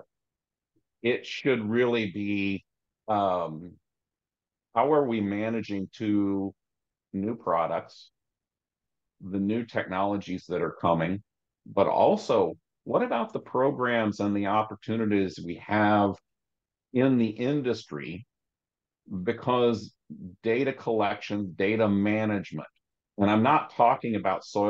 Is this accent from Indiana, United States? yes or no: yes; Southeast Indiana, United States; also born or lived in Ohio / Southwest Michigan / Richmond, Virginia; Farm I grew up on in Southeast Indiana